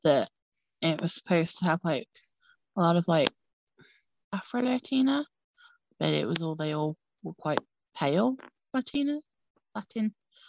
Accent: United Kingdom; obviously I'm British.

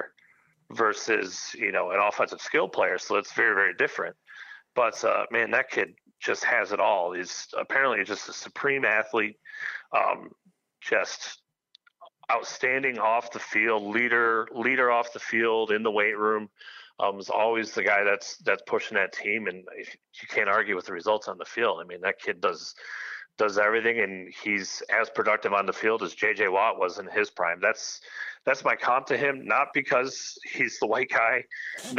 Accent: Michigan, United States; Born and raised in Michigan

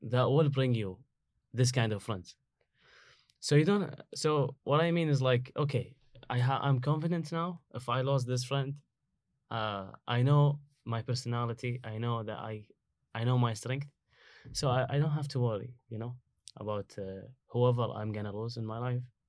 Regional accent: Kuwait; English is a second language; moved away as an adult; now in United States; I came from Kuwait

